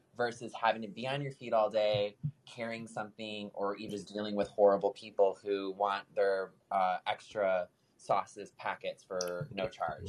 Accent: Midwest, United States; moved away as an adult; now in San Diego, United States; as someone who grew up on a farm, worked on a farm, being that Midwesterner

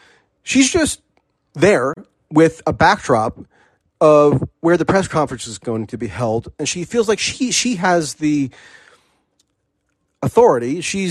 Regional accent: United States; as an American.

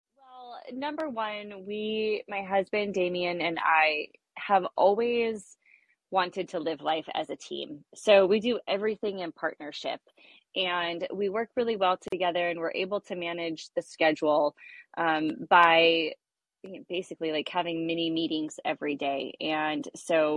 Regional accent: Westlake Village, California, United States; also born or lived in Thousand Oaks, California; I'm from Westlake Village, California. I've grown up here my whole life, lived in Thousand Oaks basically my whole life

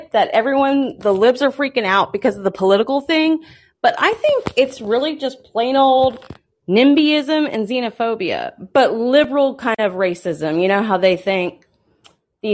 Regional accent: Houston, Texas, United States; I'm born and raised in Houston, Texas. I live here now.

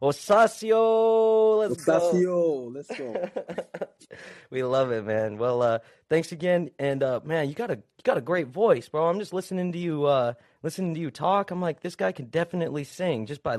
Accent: Utah, United States; I'm from Utah, so I know about that, snow life, bro.

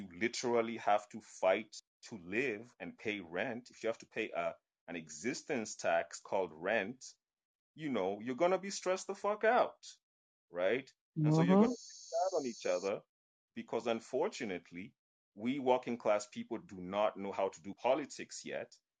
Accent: Kenya; I'm Kenyan

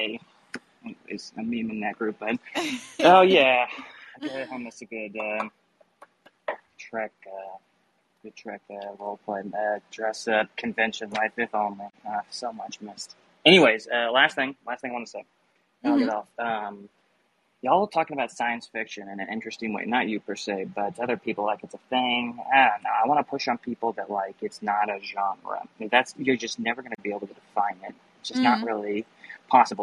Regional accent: Midwest, United States; As a Midwesterner, I grew up so dang far away from convention scene

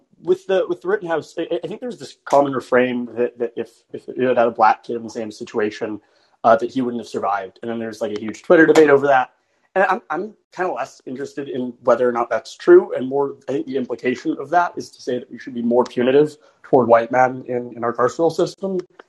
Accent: Bay Area, California, United States; I'm actually from the Bay Area.

